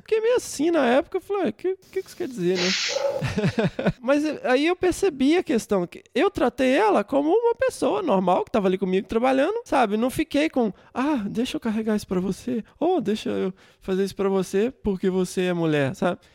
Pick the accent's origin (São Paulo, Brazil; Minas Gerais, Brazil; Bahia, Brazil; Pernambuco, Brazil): Minas Gerais, Brazil; já sou mais montanha, eu sou mineiro mesmo